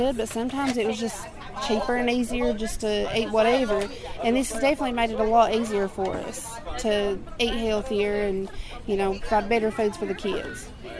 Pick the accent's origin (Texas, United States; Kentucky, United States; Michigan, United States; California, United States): Kentucky, United States; Whitesburg; I'm from Whitesburg, Kentucky.